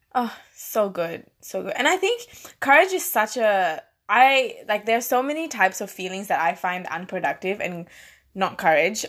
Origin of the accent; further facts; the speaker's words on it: Malaysia; accent: Malaysian; now in Australia; i have a malaysian accent like it's there it's not disappeared